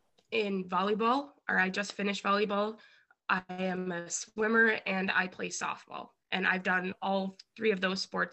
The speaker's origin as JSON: {"language": "English", "town": "Beaver Dam", "region": "Wisconsin", "country": "United States", "tie": "born or raised there", "said": "I was born and raised in Beaver Dam, Wisconsin."}